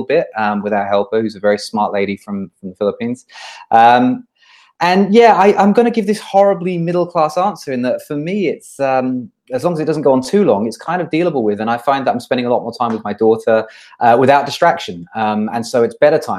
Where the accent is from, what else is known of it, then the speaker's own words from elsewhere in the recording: United Kingdom; moved away as an adult; now in Singapore; I'm originally British. I come from just outside of London. I came to Singapore in 2009. I've been here for 11 years now.